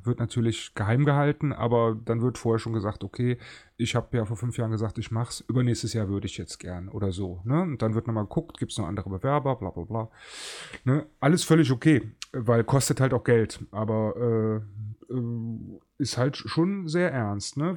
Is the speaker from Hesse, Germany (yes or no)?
no; Cologne, North Rhine-Westphalia, Germany; ich bin geborener Kölner, mit dem Karneval groß geworden